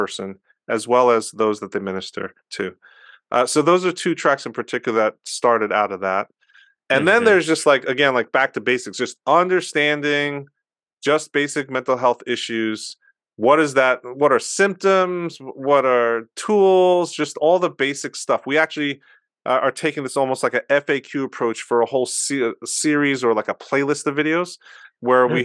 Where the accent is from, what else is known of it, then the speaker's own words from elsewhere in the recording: United States; I'm Korean American, and so I'm part of that Asian American and BIPOC community